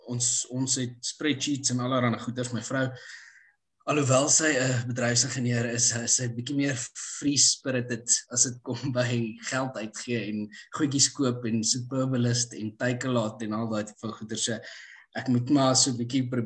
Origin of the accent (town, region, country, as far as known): Pretoria, Gauteng, South Africa; born or raised there; also born or lived in Empangeni / London / United States